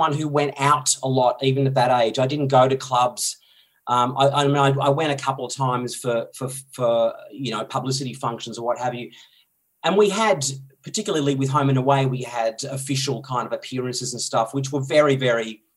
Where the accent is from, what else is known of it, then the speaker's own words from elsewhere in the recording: Dandenong Ranges, Victoria, Australia; I grew up in the Dandenong Ranges in Victoria, about an hour out of Melbourne.